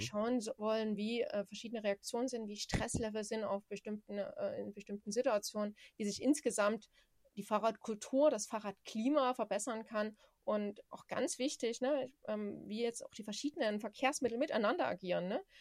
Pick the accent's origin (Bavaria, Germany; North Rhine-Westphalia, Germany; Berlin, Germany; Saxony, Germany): Saxony, Germany; ich komme ja aus Sachsen